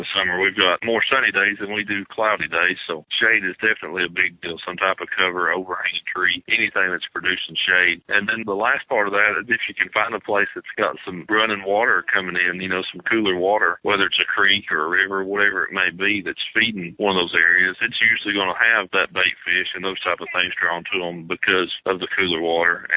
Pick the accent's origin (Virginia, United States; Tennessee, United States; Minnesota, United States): Tennessee, United States; East; Living in East Tennessee, growing up in East Tennessee